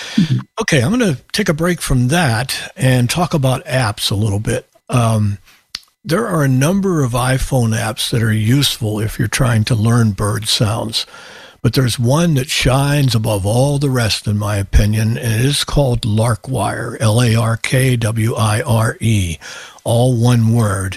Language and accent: English; Pittsburgh, Pennsylvania, United States; now in Malden, United States; the whole time I grew up in Pittsburgh